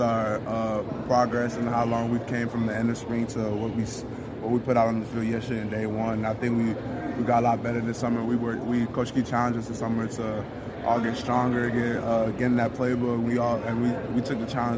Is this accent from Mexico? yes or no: no; Milton, Georgia, United States; coming back to my hometown